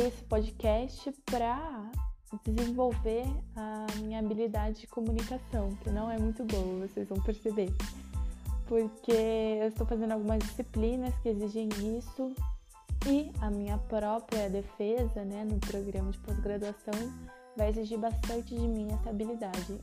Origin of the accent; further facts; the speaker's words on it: Itapetininga, São Paulo, Brazil; also born or lived in São Carlos; now in Sorocaba, Brazil; Atualmente eu moro em Sorocaba, mas nasci em Tapetininga, interior do estado de São Paulo